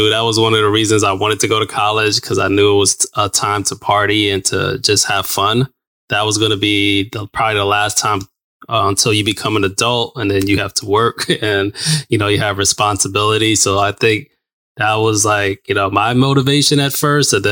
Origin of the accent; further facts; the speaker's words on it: New Mexico, United States; So I grew up in New Mexico and then just got on a plane went to Alabama